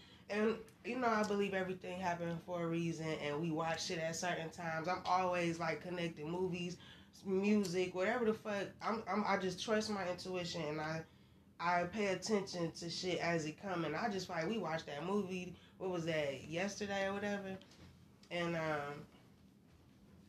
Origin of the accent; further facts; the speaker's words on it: Michigan, United States; I am from Michigan, so we talk a little fast from what people say outside of Michigan